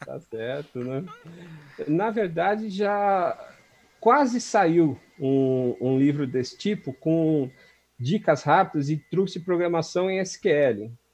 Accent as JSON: {"language": "Portuguese", "region": "São Paulo", "country": "Brazil", "tie": "born or raised there", "said": "eu nasci aqui na, na Zona Leste, Vila Carrão. Nasci, inclusive, num, num hospital que ficava a duas quadras da casa onde eu, onde eu sempre morei"}